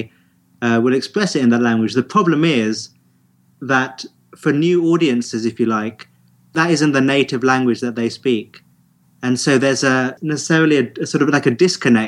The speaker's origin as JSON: {"language": "English", "country": "United Kingdom", "said": "our British reserve"}